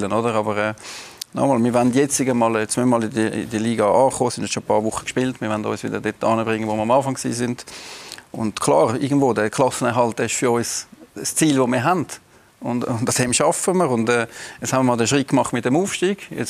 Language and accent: German; Winterthur, Zurich, Switzerland; wir sind Winterthur und wir sind Winterthurer und, äh, und das ist unsere Kultur und das gehört zu uns.